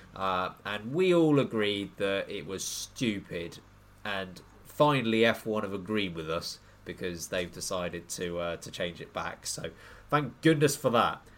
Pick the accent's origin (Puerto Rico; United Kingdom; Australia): United Kingdom; we're we're British